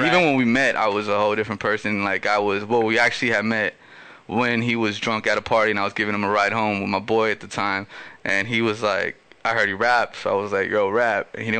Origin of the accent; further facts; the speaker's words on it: Los Angeles, California, United States; first language Spanish; English is a second language; I'm a first generation Latino who grew up in South Central with deep, deep roots from where my family's from. And I wanted the people to understand that, you know, like I'm from South Central LA, but I'm also Ecuadorian